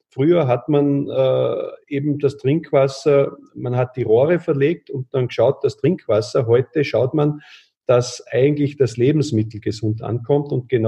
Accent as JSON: {"language": "German", "country": "Austria", "said": "gerade bei uns in Österreich, aber ich glaube teilweise auch noch bei euch in Deutschland"}